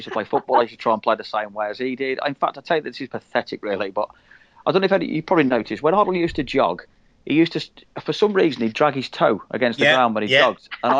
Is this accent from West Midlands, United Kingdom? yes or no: yes; Birmingham, West Midlands, United Kingdom; accent: Brummie; born and bred in Birmingham